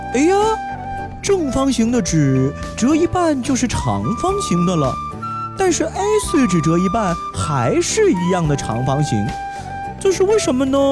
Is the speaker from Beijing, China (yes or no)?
yes; Beijing, China; 咱们北京人呢喜欢叫石头剪刀布呢，叫蔡丁壳儿